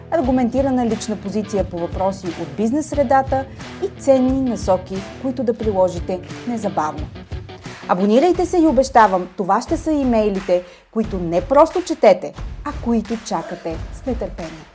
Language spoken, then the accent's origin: Bulgarian; Bulgaria; съм българка и съм израснала на тази географска ширина